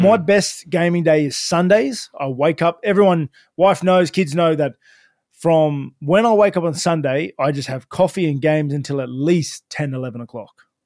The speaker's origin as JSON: {"language": "English", "area": "Sutherland Shire", "region": "New South Wales", "country": "Australia", "tie": "born or raised there", "said": "I grew up in Southern Shire"}